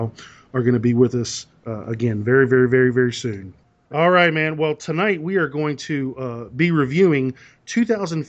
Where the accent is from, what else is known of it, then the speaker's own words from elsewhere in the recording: Southern Maryland, United States; I hail from Southern Maryland on the East Coast